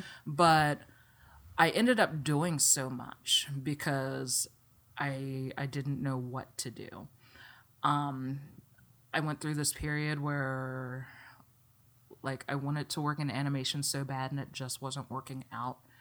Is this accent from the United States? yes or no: yes; Pasadena, Maryland, United States; moved away as an adult; also born or lived in Philadelphia; now in Los Angeles, United States; growing up in Maryland